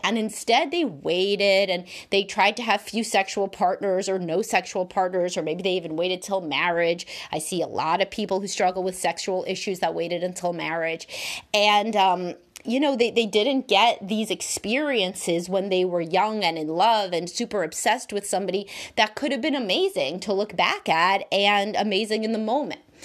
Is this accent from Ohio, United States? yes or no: no; New York City, New York, United States; I grew up in Brooklyn